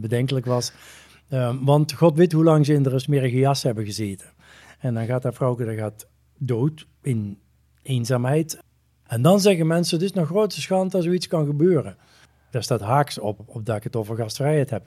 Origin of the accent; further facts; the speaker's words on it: North Brabant, Netherlands; moved away; ik ben misschien wel uit Brabant, maar Brabant is niet uit mij